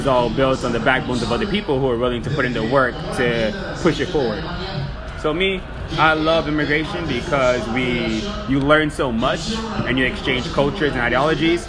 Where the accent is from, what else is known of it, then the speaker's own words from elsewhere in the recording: Miami, Florida, United States; now in Austin, United States; I'm from Miami